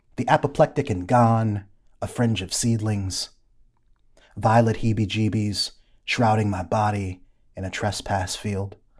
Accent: Ypsilanti, Michigan, United States; moved away; also born or lived in Atlanta; my hometown of Ypsilanti, Michigan

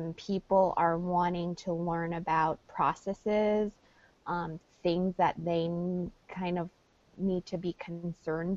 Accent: New York, United States; New York

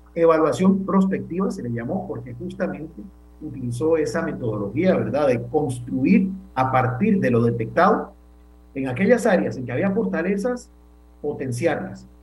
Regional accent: Costa Rica

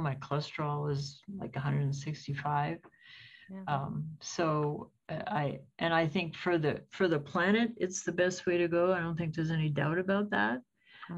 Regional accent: United States

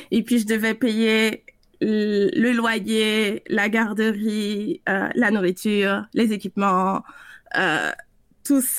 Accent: France; also born or lived in South America; je suis française, mais j'ai grandi en Amérique du Sud, puis jusqu'à jusqu'à la fin du secondaire là-bas.

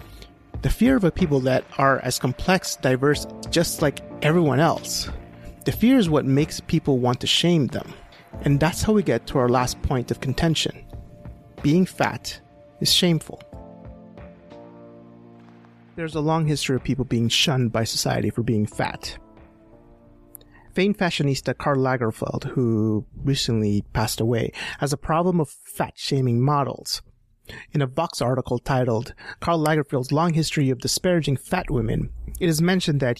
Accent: Edmonton, Alberta, Canada; in Edmonton, in my hometown

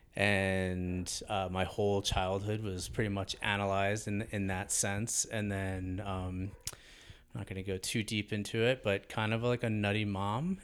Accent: Hastings-on-Hudson, New York, United States; born or raised there

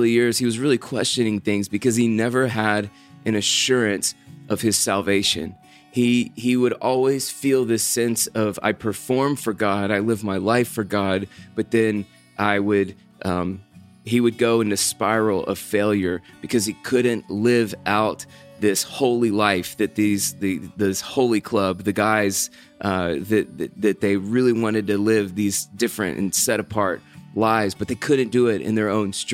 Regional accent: United States; as American

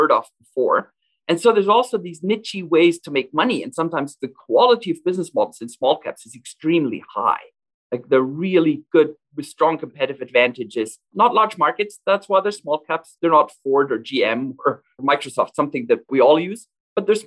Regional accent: western Germany, Germany; moved away as an adult; also born or lived in Alberta, Canada; now in Calgary, Canada; I grew up in Western Germany in the 1990s, a very prosperous time.

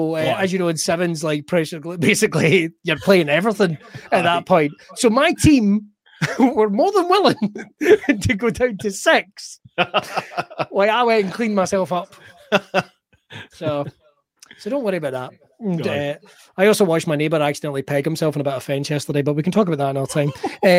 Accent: Scotland, United Kingdom; But, I'm very Scottish.

